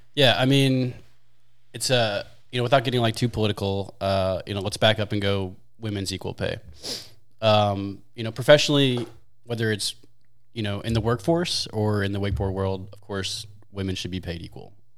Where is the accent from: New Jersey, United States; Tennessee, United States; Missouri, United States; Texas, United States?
Missouri, United States; St. Louis; I'm from Saint Louis, born, raised, and kinda stuck